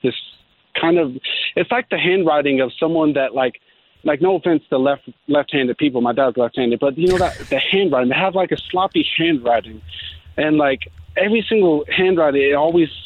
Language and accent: English; Austin, Texas, United States; moved away; I'm originally from Austin